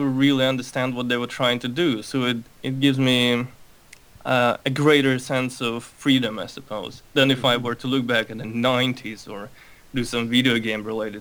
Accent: Moscow, Russia; also born or lived in Baku, Azerbaijan; now in United States; I was born in Baku. I'm Armenian, so my family had to leave early on because of all the racial stuff. My conscious memory pretty much starts in Russia, in Moscow, where I grew up.

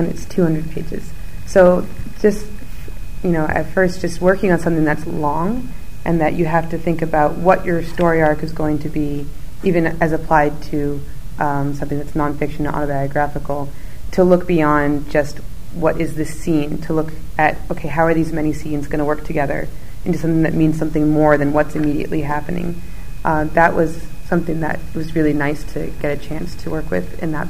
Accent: United States; as an American

